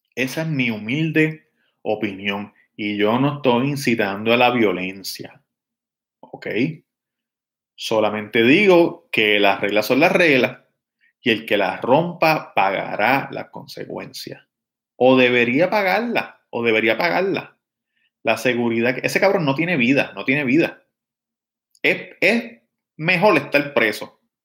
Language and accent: Spanish; Levittown, Toa Baja, Puerto Rico; Cuando yo nací, eh, vivíamos en el condominio Lagos del Norte, en Levitown